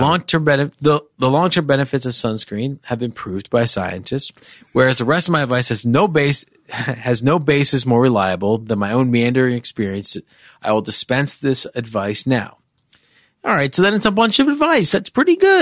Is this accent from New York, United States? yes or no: yes; New York, United States; I was a Jew from New York who spent a lot of time on the Upper East Side